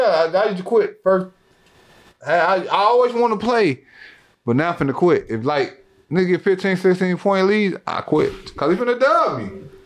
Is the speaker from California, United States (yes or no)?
no; Oak Park, Illinois, United States; born or raised there